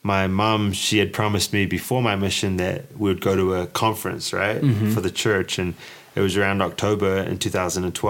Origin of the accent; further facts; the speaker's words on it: New Zealand; moved away as an adult; growing up in New Zealand